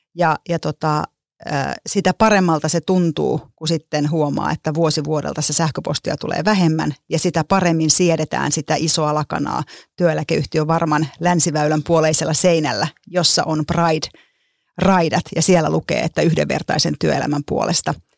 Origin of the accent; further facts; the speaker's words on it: Lahti, Päijät-Häme, Finland; Mä oon kotoisin Lahesta huomatkaa ilman d niin kuin lahtelaiset ei osaa d käyttää